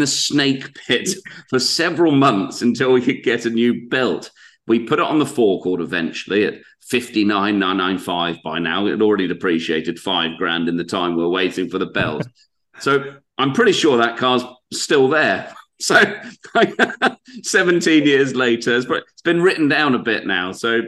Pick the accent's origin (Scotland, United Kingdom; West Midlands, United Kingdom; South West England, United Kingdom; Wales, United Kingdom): Scotland, United Kingdom; I'm Scottish